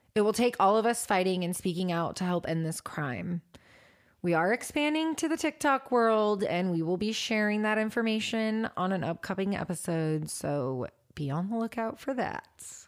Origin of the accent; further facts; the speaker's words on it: Washington, United States; from my home state